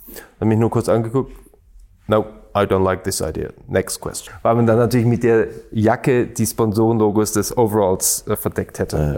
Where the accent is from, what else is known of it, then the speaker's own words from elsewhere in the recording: Stuttgart, Baden-Württemberg, Germany; also born or lived in Schorndorf; Ich bin eher gebürtiger Stuttgarter